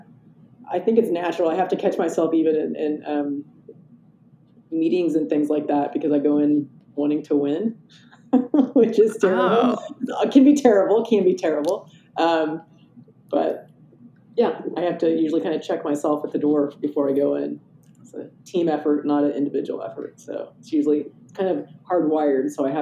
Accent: Midwest, United States; also born or lived in Oklahoma / New Mexico / Nebraska / Wyoming; I grew up kind of all around the Midwest. So I was born in Oklahoma, and then we moved to New Mexico and Nebraska and Wyoming.

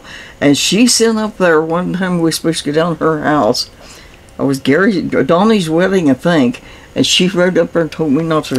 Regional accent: United States; I was born near Logan.

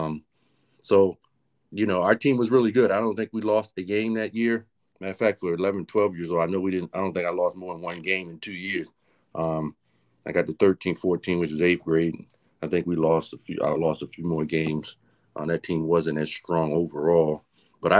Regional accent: Aberdeen, Maryland, United States; also born or lived in North Carolina / Havre de Grace, Maryland; I grew up in Aberdeen, Maryland, a place called Perryman, Maryland, just a little bit south of Aberdeen

